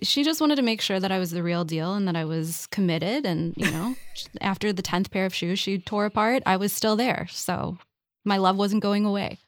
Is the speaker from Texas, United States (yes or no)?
no; Minneapolis, Minnesota, United States; I grew up in Minneapolis and I was a shop kid